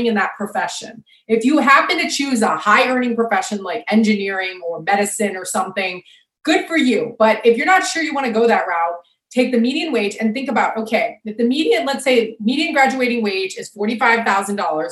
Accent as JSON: {"language": "English", "town": "Sarasota", "region": "Florida", "country": "United States", "tie": "born or raised there", "said": "my hometown called Sarasota"}